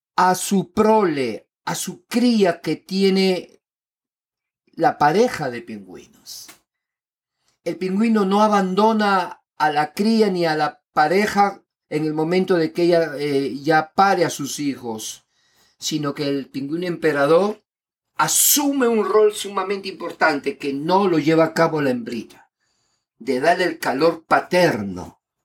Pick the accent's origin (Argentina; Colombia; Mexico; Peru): Peru; Lima; yo nací en Lima, Perú, y he vivido